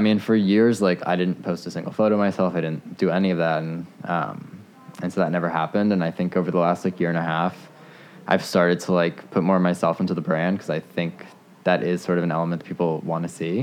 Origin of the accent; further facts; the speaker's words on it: Potomac, Maryland, United States; I grew up in Potomac, so like 20 minutes away